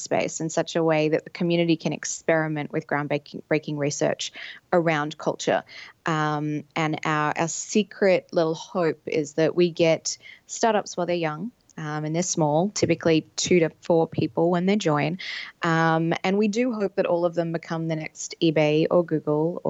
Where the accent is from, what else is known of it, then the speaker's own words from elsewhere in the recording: Sydney, New South Wales, Australia; moved away; in Sydney, Australia, where my accent might let you know I'm from